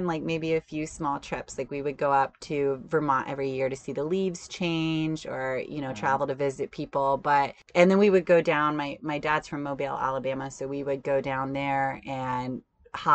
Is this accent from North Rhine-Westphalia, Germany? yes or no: no; Wiesbaden, Hesse, Germany; born there; I mean, my dad was in the army, so I was born in Germany. I was born in Wiesbaden, and we just moved quite a bit.